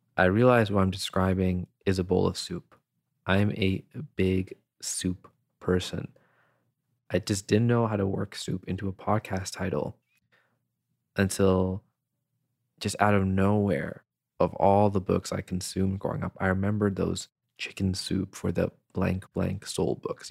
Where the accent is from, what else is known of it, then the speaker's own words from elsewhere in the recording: Canada; also born or lived in Hyderabad, Pakistan; I was born in Hyderabad, Pakistan, and when I was seven years old, I came to Canada with my family.